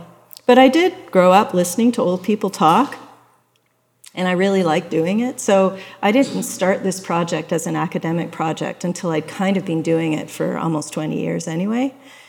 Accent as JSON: {"language": "English", "town": "Toronto", "region": "Ontario", "country": "Canada", "lives_now": "Kingston, Canada", "said": "I said that I met Claude and Marie and I started talking with them, that I'm from Toronto. When I first moved to Kingston, well, it wasn't the first time I moved to Kingston."}